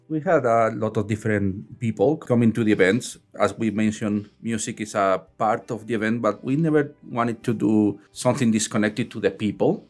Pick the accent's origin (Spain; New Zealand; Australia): Spain; now in Newfoundland, Canada; I'm from Spain